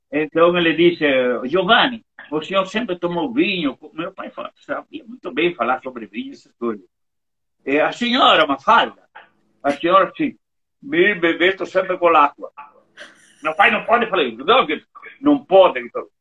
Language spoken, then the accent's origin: Portuguese; Monte Belo do Sul, Rio Grande do Sul, Brazil; also born or lived in Bento Gonçalves; Meu pai, quando veio aqui para Montebello, que é a 4 quilômetros daqui, eu morei com ele lá é, é, quase 20 anos